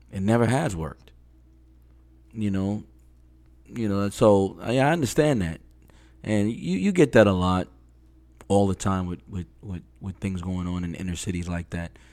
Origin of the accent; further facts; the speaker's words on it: New York City, New York, United States; moved away as an adult; also born or lived in Jamaica, Queens / Brooklyn; now in Florida, United States; I lived in Flushing, Queens up until age thirteen, and then I moved to Jamaica, Queens